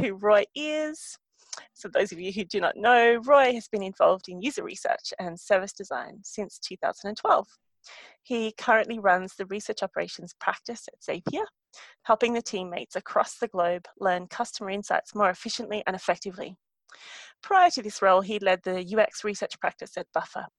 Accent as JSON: {"language": "English", "country": "Australia", "said": "as an Australian"}